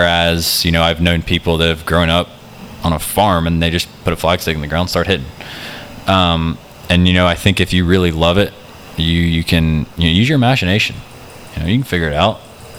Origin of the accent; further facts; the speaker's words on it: Birmingham, Alabama, United States; moved away; also born or lived in South Carolina; When I grew up in Birmingham